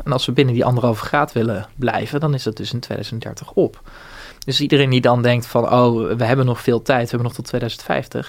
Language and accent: Dutch; Bunnik, Utrecht, Netherlands; moved away as an adult; also born or lived in Rotterdam; ik kom uit Bunnik, dat is vlakbij Renau in de Kromme Rijn.